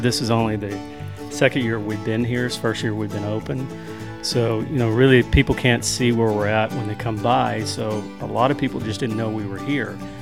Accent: Winfield, Alabama, United States; also born or lived in Arley, Alabama; We're originally from Winfield, Alabama

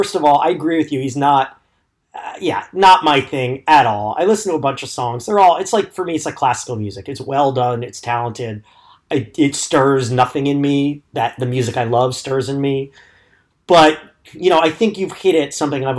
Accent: United States; I am ashamed as an American.

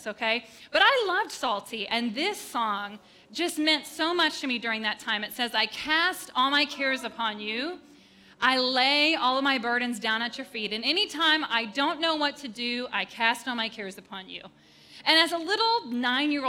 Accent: Upper Peninsula of Michigan, United States; We grew up in the Upper Peninsula of Michigan and a town of, I think, 400 people

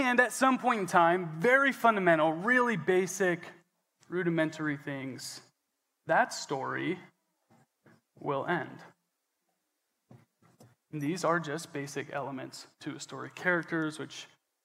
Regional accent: Coeur d'Alene, Idaho, United States; I was born in Coeur d'Alene, Idaho, at the Big Blue Hospital.

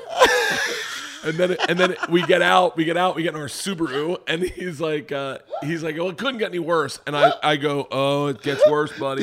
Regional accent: the South, Florida, United States; moved away as an adult; also born or lived in New York; I grew up in the South

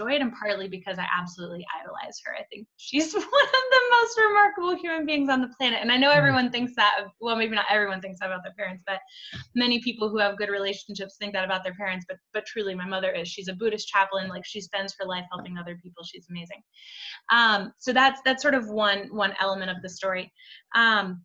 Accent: Vermont, United States; I grew up in Vermont

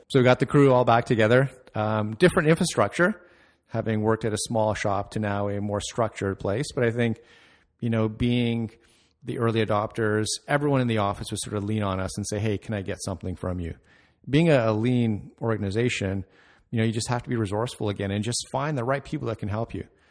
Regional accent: Mississauga, Ontario, Canada; also born or lived in Toronto, Canada; I grew up in Mississauga

